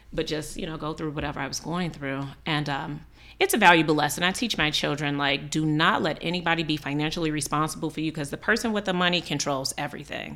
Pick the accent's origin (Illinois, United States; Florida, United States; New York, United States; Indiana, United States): Illinois, United States; Chicago; We grew up in a neighborhood called Auburn Gresham